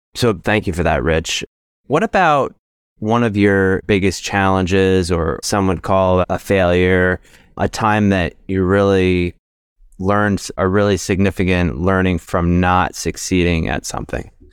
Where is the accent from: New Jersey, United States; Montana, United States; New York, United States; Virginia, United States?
New Jersey, United States; I grew up in New Jersey